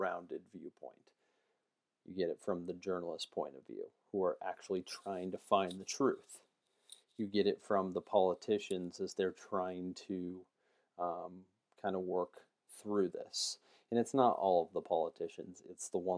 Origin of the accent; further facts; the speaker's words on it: United States; as an American